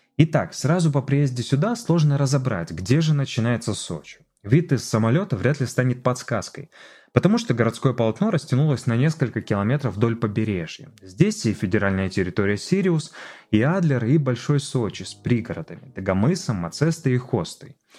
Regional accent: Siberia, Khakassia, Russia; moved away as an adult; also born or lived in Novosibirsk; now in Sochi, Russia; я убежденный сибиряк, и моя внутренняя Хакасия просторами степными расстилается

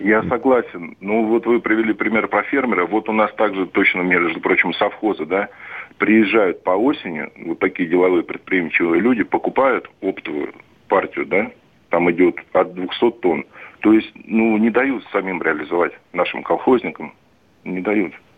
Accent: Saint Petersburg, Russia; А я простой русский питерский водитель-дальнобойщик

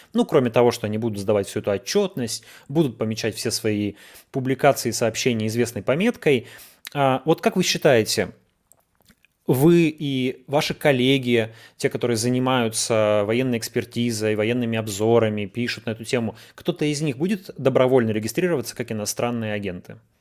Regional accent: Yekaterinburg, Sverdlovsk Oblast, Russia; я из Екатеринбурга, и это, в общем-то, как бы наше детище

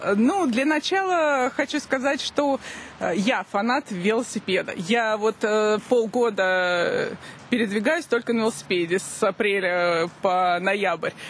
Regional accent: Zelenograd, Moscow, Russia; я именно Зеленоградка. Я не москвичка

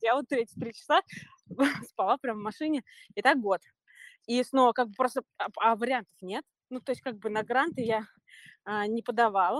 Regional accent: Moscow, Russia; moved away as an adult; also born or lived in New York; now in Los Angeles, United States; Да, мы оба из Москвы.

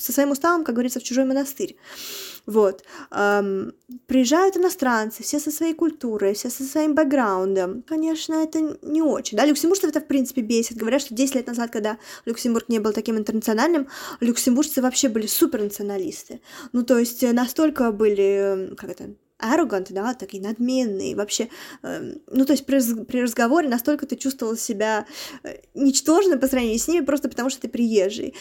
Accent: Nizhny Novgorod Oblast, Russia; moved away as an adult; now in Luxembourg; я из маленького города, да, еще раз я из Нижегородской области

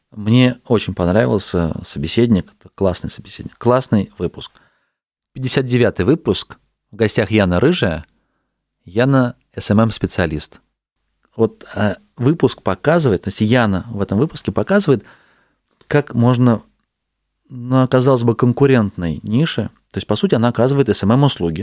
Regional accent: Astrakhan, Astrakhan Oblast, Russia; also born or lived in Saint Petersburg; Я сейчас из Питера вернулся в свой город, в Астрахань

